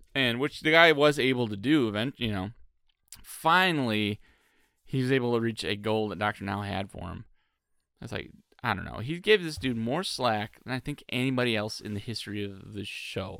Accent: Michigan, United States; now in Cincinnati, United States; I'm from Michigan.

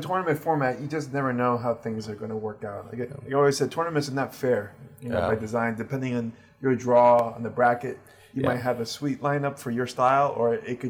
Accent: Miami, Florida, United States; I'm from Miami

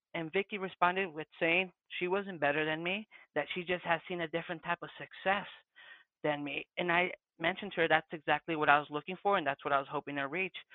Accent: Santa Ana, California, United States; first language Spanish; English is a second language; moved away; also born or lived in Phoenix, Arizona; I'm from the West Coast, born and raised Southern California, Santana, Orange County, Spanish being my first language

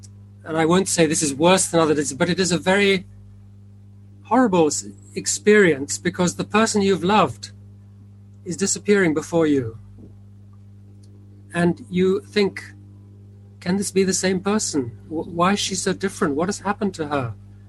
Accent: India; born there; As you mentioned, I was born in India, and I went back to work in 1966, a long time ago.

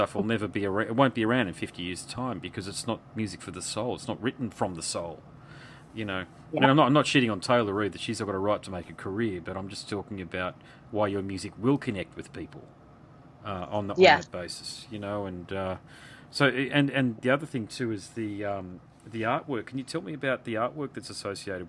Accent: Gold Coast, Queensland, Australia; I'm from the Gold Coast

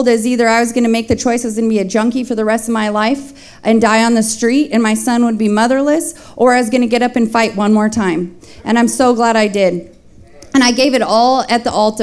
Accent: Fresno, California, United States; I was born in Fresno, California, so just 40 minutes away from here

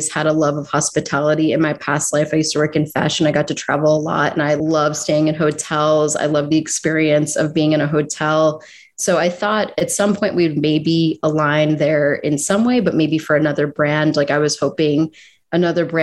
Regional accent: Philadelphia, Pennsylvania, United States; I'm from South Philly, so very proud to be down there. And I've been going to South Street my whole life.

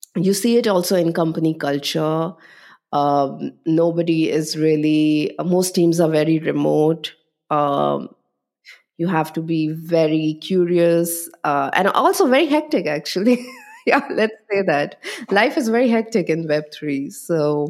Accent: Delhi, India; moved away as an adult; also born or lived in Chandigarh; now in Berlin, Germany; most of my life was in Delhi, but my father was in a transferable job

